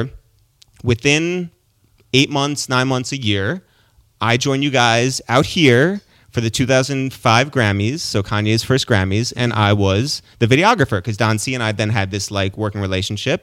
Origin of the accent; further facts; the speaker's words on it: Westchester, New York, United States; my brother and I are from Westchester, so we're just like north of New York